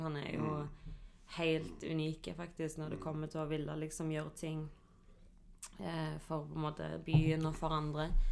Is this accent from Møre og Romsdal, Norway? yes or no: no; Stavanger, Rogaland, Norway; also born or lived in Hillevåg; Jeg er fra Viga, representerer Kvanneviga, elsker Kvanneviga.